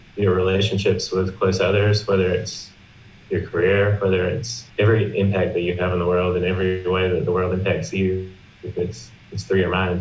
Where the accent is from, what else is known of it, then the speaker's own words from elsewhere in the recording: South Carolina, United States; I'm from South Carolina in America